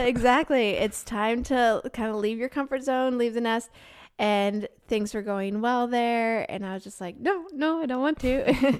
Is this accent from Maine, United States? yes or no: yes; Maine, United States; moved away as an adult; also born or lived in South Carolina; I grew up in Maine